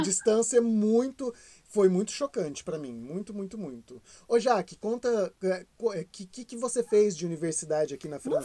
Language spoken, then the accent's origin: Portuguese; Brazil; moved away as an adult; a gente é brasileiro